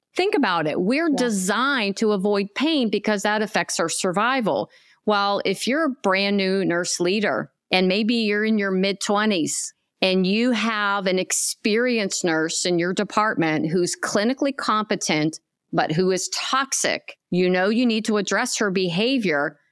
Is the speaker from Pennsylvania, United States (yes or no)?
yes; Pennsylvania, United States; moved away as an adult; now in Tampa, United States; a hospital in Pennsylvania, my home state. However, I left my home state about four and a half years ago to come here to Tampa, Florida